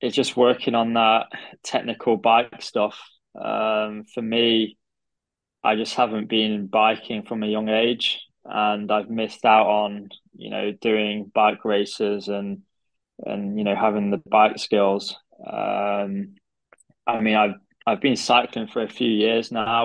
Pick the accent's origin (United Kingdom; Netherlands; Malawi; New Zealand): United Kingdom; Derby, East Midlands; also born or lived in Nottingham / Harvard; I'm from Derby